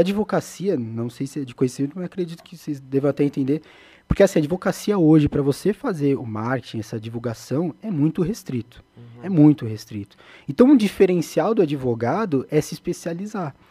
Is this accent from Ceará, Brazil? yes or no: no; São Paulo, Brazil; Eu nasci na Zona Leste de São Paulo